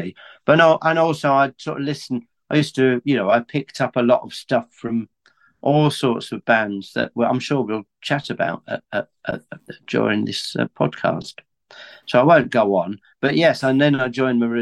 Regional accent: Aylesbury, South East England, United Kingdom; also born or lived in Middlesbrough; I've always lived in Aylesbury, really, although I was born in Middlesbrough

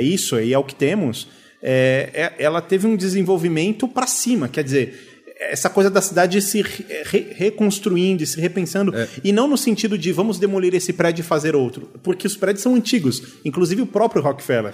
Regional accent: São Paulo, Brazil; nasci e cresci em São Paulo

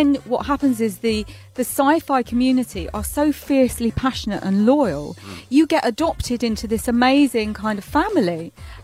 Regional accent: England, United Kingdom; I'm from England where we need to keep our feet warm

